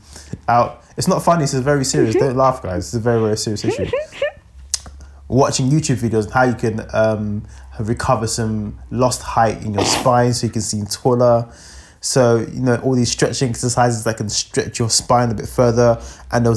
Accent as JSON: {"language": "English", "region": "London", "country": "United Kingdom", "said": "I am a Londoner too"}